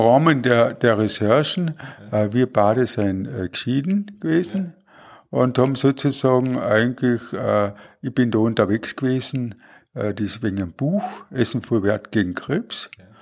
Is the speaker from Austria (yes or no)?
yes; Klagenfurt, Carinthia, Austria; bin ich in Klagenfurt aufgewachsen.